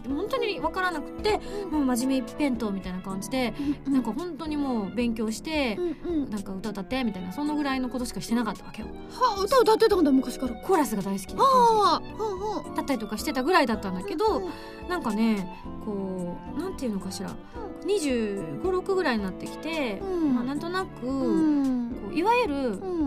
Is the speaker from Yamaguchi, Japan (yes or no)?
yes; Ube, Yamaguchi, Japan; born or raised there; moved away